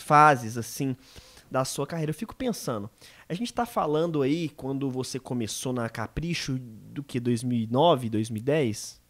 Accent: Minas Gerais, Brazil; eu sou mineiro

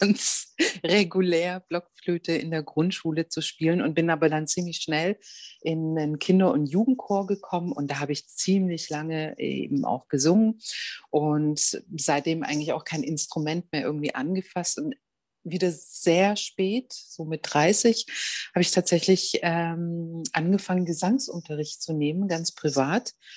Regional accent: Germany

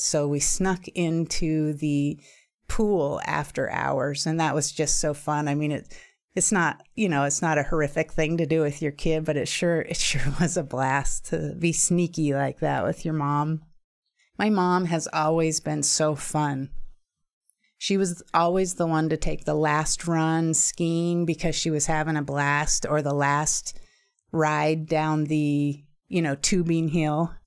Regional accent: Juneau, Alaska, United States; moved away; also born or lived in Idaho; Being an only child born and raised in Juneau, Alaska, and living with my single mom

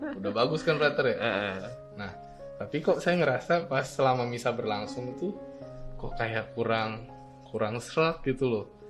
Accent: Bogor, West Java, Indonesia; moved away as an adult; now in Yogyakarta, Indonesia; saya kan nih asalnya dari Bogor

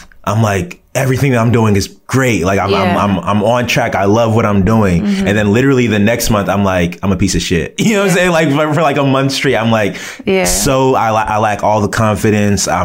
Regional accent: United States; I was born and raised here in America. But my parents, I'm a first generation Nigerian.

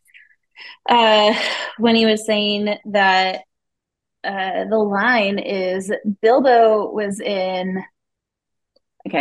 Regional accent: Seattle, Washington, United States; growing up in Seattle

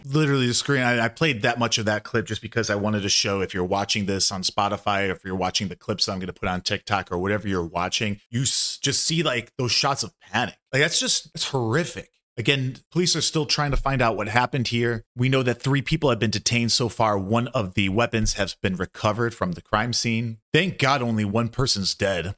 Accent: United States; being an American

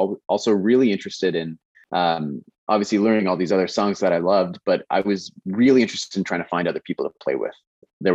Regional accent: Kitchener, Ontario, Canada; I grew up in Kitchener, small town, smallish town, bigger now.

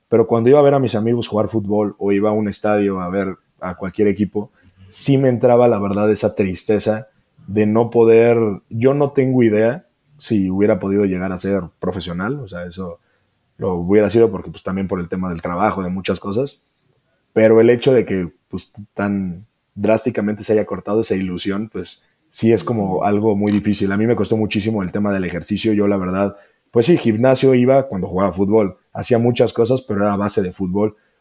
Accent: Celaya, Guanajuato, Mexico; yo soy de Celaya, Guanajuato

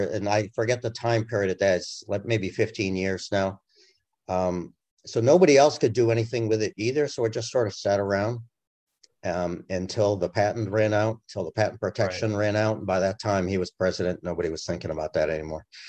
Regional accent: Massachusetts, United States; moved away as an adult; also born or lived in Europe; now in Washington D.C. area, United States; my home state of massachusetts

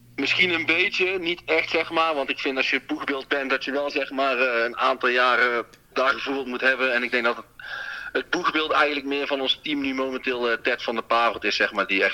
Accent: Breda, North Brabant, Netherlands; In Haagse Beemden ben ik geboren

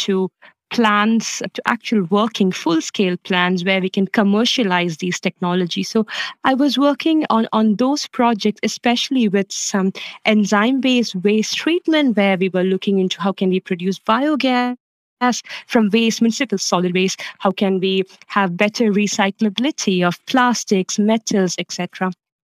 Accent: Kerala, India; moved away as an adult; now in Copenhagen, Denmark; I'm originally from Kerala in India, and I have been living and working in Denmark the last 8 years

